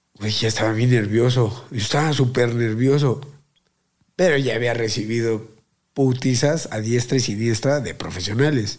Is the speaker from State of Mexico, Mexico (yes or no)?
no; Mexico City, Mexico; eres chilango, ¿verdad? Le digo, Simón